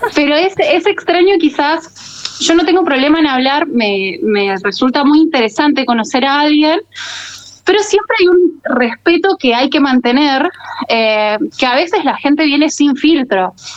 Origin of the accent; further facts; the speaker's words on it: Muñiz, Buenos Aires Province, Argentina; Yo soy de Buenos Aires, de eh, Muñiz